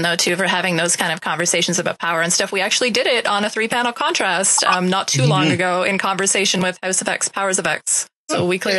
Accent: Canada; as a Canadian.

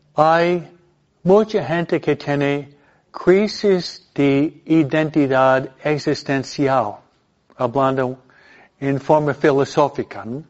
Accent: New York, United States; now in California, United States; el estado donde yo fui criado, en Nueva York

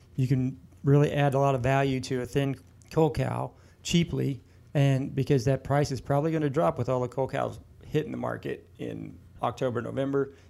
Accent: Illinois, United States; growing up in Illinois

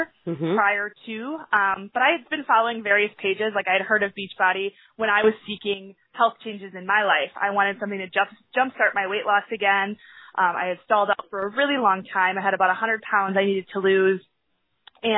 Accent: Sheboygan, Wisconsin, United States; I'm from Sheboygan, Wisconsin

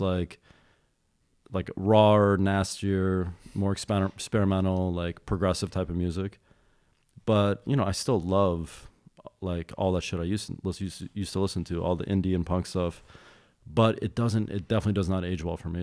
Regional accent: Madison, Wisconsin, United States; I grew up in Wisconsin

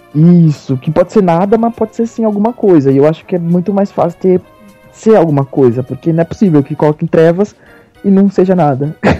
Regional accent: Brazil; eu sou brasileiro

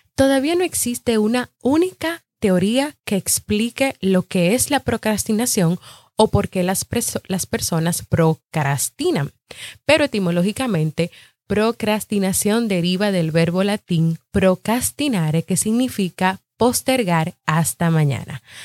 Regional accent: Dominican Republic; yo soy de República Dominicana y aquí en mi país hay muchos podcasts

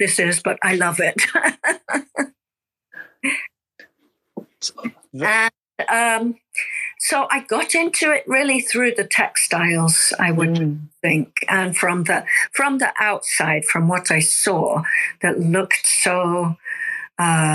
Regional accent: United Kingdom; now in Japan; I'm originally from the UK

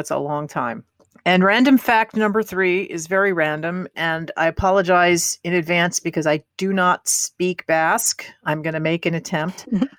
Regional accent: Northern Virginia, United States; also born or lived in Brooklyn, New York / Queens, New York; I pick up a lot. I have a lot of British pronunciation. I don't know where I get that from. I grew up. I was born in Brooklyn. We lived in Queens till I was five. And then I lived in Northern Virginia.

